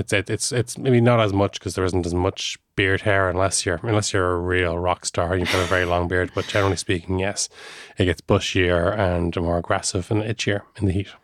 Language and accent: English; Ireland